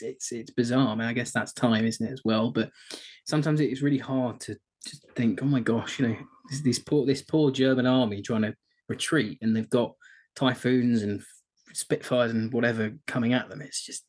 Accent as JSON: {"language": "English", "country": "United Kingdom", "said": "we are British"}